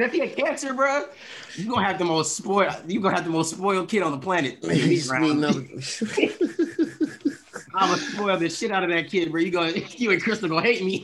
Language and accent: English; Philadelphia, Pennsylvania, United States; I grew up you know in Philly